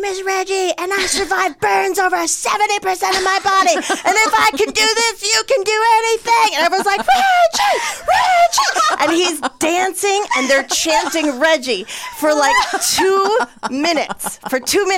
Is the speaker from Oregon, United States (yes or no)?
no; New York, United States; I'm from New York